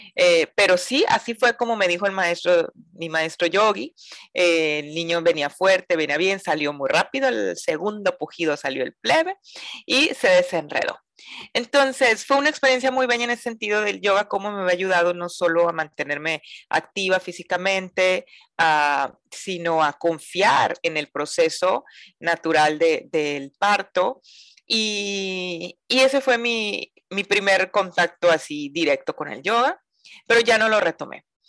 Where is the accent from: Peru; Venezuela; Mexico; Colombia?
Mexico; Mazatlán, Sinaloa; soy mazatleca, eh, nací en Mazatlán, Sinaloa, la perla del Pacífico, acá en, el, pues, en el norte de México